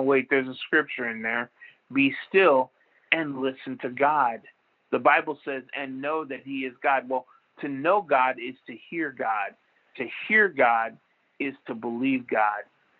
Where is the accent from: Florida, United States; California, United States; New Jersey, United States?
Florida, United States; Jacksonville; moved away; I was from Jacksonville